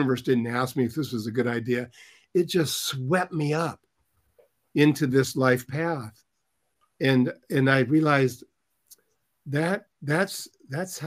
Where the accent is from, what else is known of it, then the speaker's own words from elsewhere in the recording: Lakewood, Washington, United States; I grew up in Lakewood, Washington